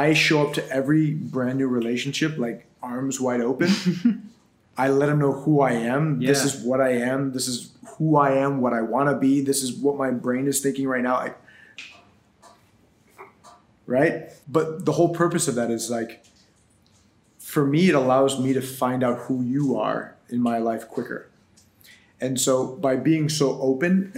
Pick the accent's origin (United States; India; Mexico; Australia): United States; Buffalo, New York; moved away as an adult; now in South Florida, United States; In Buffalo, New York, born and raised.